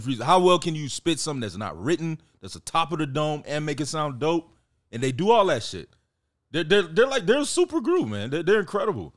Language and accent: English; Miami, Florida, United States; I was born and raised in Miami